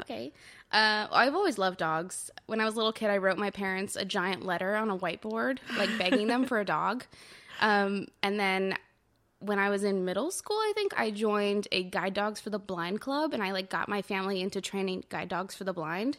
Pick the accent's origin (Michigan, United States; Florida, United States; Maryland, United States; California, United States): California, United States; Orange County, Southern; now in Brooklyn, New York, United States; I'm originally from Southern California, the O C, just south of L